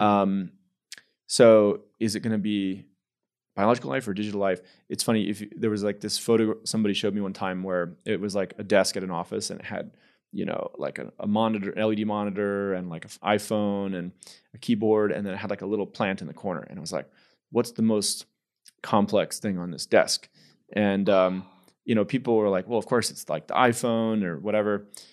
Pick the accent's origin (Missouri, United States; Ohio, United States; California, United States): California, United States; San Jose; moved away as an adult; also born or lived in Houston, Texas; I grew up in the Bay Area, San Francisco Bay Area. In San Jose, California